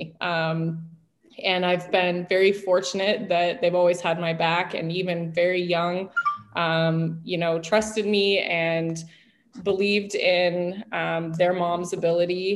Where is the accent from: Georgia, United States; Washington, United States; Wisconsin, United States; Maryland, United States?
Washington, United States; Central; moved away as an adult; also born or lived in Portland, Oregon; now in New York, United States; I came from a very small Native American reservation in Central Washington